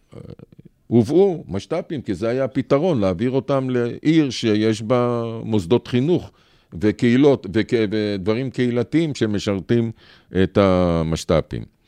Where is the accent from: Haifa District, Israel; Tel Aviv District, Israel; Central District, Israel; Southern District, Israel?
Central District, Israel; Ramla; אני שנולדתי פה, לא שבתי לאף מקום, גדלתי פה, צמחתי פה